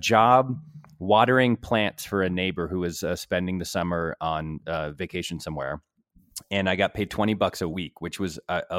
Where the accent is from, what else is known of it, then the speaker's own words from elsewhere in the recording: West Hartford, Connecticut, United States; my hometown of West Hartford, Connecticut